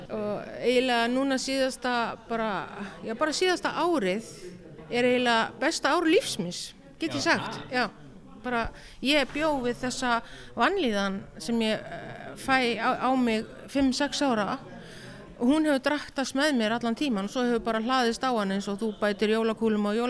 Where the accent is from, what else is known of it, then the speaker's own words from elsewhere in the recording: Northwestern Region, Iceland; now in Reykjavík, Iceland; Herðu, ég er skagfyrðingur, ég er fætt og alveg upp í skagafyrði.